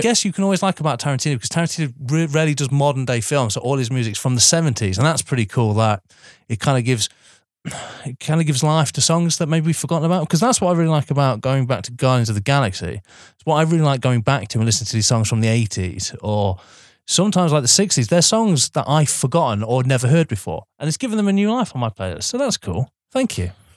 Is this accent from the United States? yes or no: no; United Kingdom; as British people